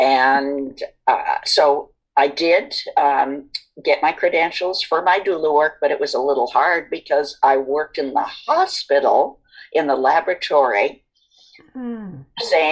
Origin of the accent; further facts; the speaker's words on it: East Coast, United States; now in West Coast, United States; I am from the East Coast